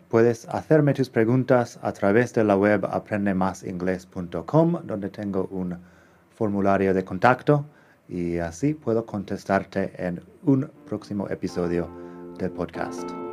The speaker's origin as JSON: {"language": "Spanish", "region": "Arizona", "country": "United States", "also_born_or_lived": "Madrid, Spain / Barcelona, Spain", "second_language": "Spanish", "moved": "as an adult", "lives_now": "Spain", "said": "Originalmente soy del estado de Arizona, que está en el suroeste de Estados Unidos"}